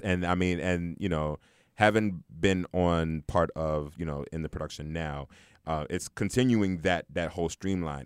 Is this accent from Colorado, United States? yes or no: no; New York City, New York, United States; moved away; also born or lived in New Jersey; being originally from Brooklyn